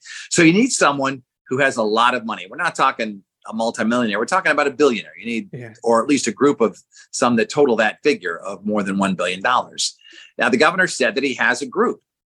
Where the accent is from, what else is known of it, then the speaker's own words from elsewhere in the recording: Boston, Massachusetts, United States; moved away as an adult; now in Hartford, United States; Even though I was from Boston